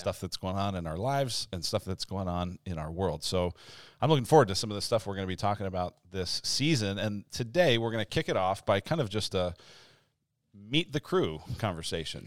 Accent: Denver, Colorado, United States; moved away as an adult; also born or lived in Illinois; now in Arizona, United States; I'm from Denver, Colorado originally, and went to college in Illinois, and then ended up out here

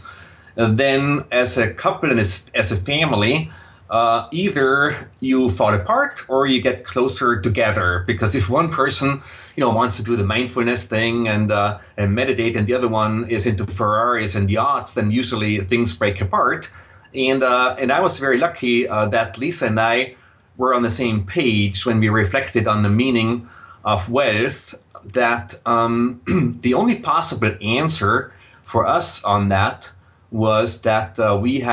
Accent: Austria; accent: Austrian, German; English is a second language; moved away as an adult; also born or lived in Vienna, Austria / Silicon Valley, United States; now in United States; you will detect a slight accent in my voice, and that accent is Austrian, German. So I grew up in Austria

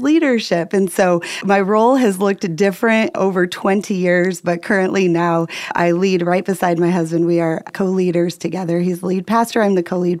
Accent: Indiana, United States; moved away as an adult; also born or lived in Southwest Florida; now in Florida, United States; We moved from Indiana, the only home we had ever known, packed up our Ryder truck and our 18-month-old son and moved to Southwest Florida

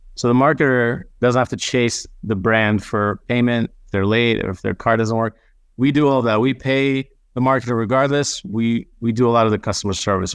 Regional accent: Israel; English is a second language; moved away; also born or lived in United States; I grew up half in Israel, half in, in the States

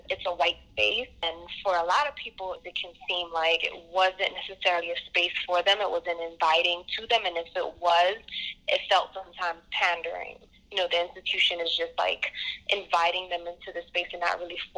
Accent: New York City, New York, United States; I'm from Brooklyn, born and raised, but I have family and friends that I visit in the Bronx, and it's it's pretty much always been that way. So

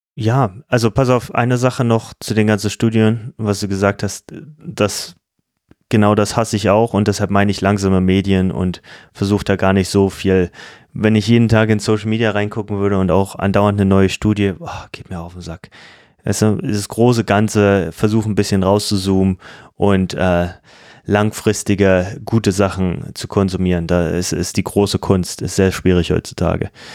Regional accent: Germany; als Deutsche

